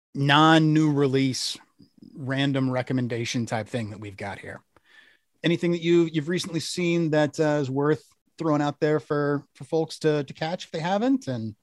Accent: the South, United States; I'm from the South.

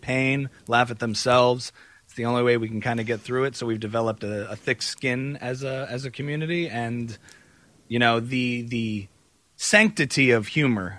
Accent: New Jersey, United States; I grew up as a modern Orthodox Jew on the East Coast in New Jersey

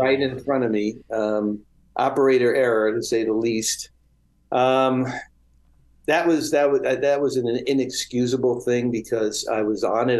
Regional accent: New York City, New York, United States; I grew up in Brooklyn

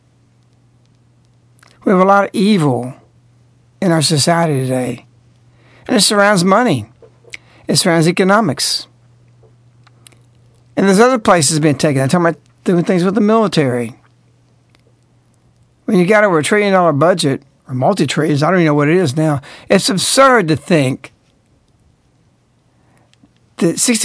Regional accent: the South, Southern United States, United States; I'm speaking as a Southerner

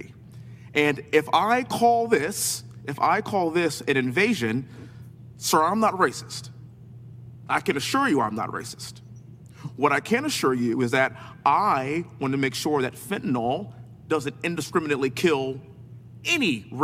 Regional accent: Texas, United States; born and raised in Texas, living in Houston

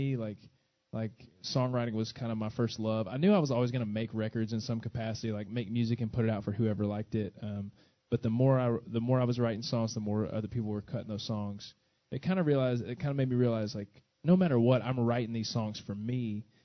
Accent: Corinth, Mississippi, United States; I actually did a lot of my growing up in North Mississippi, in a town called Corinth

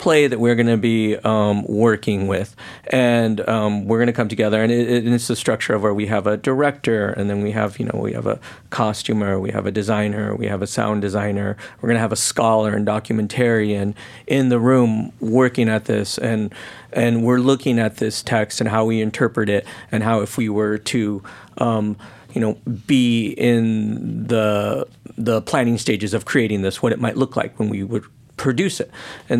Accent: Portland, Oregon, United States; One of it being that it's taking place in my hometown. I'm originally from Oregon and Portland.

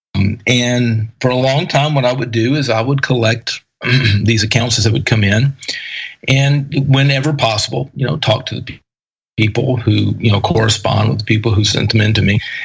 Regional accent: East Texas, United States; I grew up in East Texas

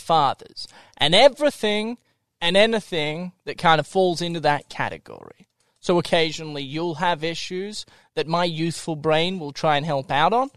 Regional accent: Melbourne, Victoria, Australia; moved away as an adult; also born or lived in Tokyo, Japan; now in Salt Lake City, United States; I actually lived there for six years, and then I traveled to Tokyo, Japan. I lived there for six years. Then I went back to Melbourne Australia

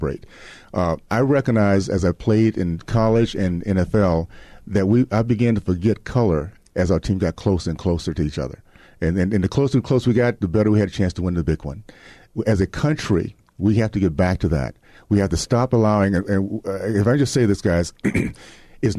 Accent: Deep South, United States; when I was growing up in the Deep South

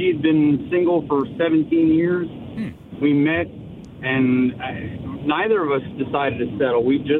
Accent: Lancaster, Pennsylvania, United States; I'm from Lancaster, Pennsylvania, and she's from just north of there.

